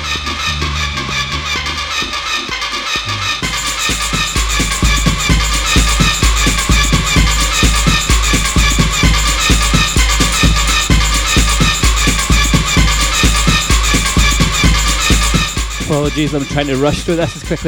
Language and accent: English; Glasgow, Scotland, United Kingdom; he recognised my accent and he said, "Are you from Glasgow?" I said, "Yep."